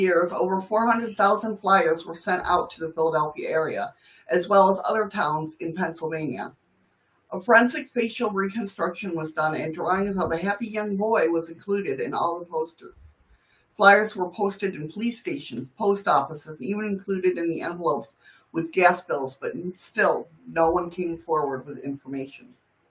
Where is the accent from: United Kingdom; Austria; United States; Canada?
Canada; I'm Canadian. We're always sorry.